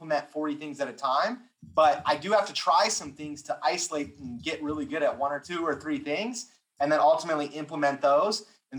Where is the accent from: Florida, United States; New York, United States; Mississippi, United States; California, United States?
California, United States; I'm from California